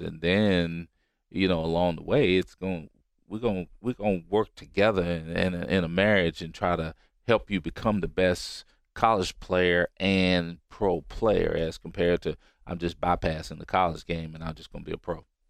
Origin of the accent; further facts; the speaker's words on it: Roanoke, Virginia, United States; moved away; I'm from Roanoke, Virginia